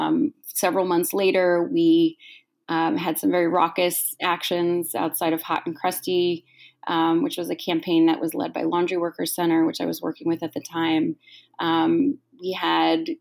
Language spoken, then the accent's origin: English; New York, United States; I grew up in New York and I've been an organizer in New York for many, many years